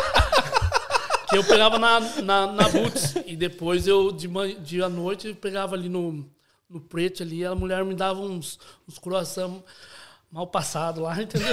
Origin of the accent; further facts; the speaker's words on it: Itapetininga, São Paulo, Brazil; Sou de Itapetininga, interior de São Paulo